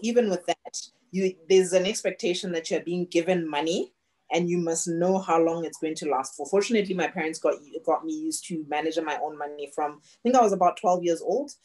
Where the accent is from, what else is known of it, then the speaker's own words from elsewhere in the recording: Botswana; moved away as an adult; also born or lived in Canada / Australia; I was born and raised in Botswana